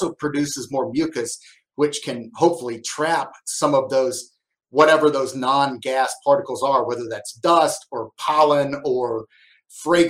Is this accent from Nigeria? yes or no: no; Arkansas, United States; also born or lived in Madison, Wisconsin; I grew up in Arkansas